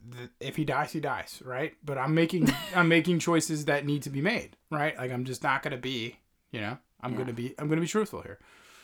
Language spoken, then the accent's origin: English; Northeast, United States; So we do live, we're from the Northeast